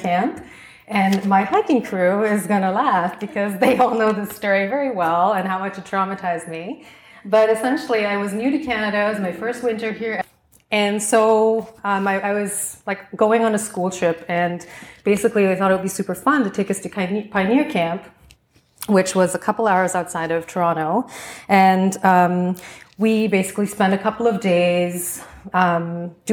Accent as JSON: {"language": "English", "country": "Singapore", "tie": "born or raised there", "said": "growing up in Singapore"}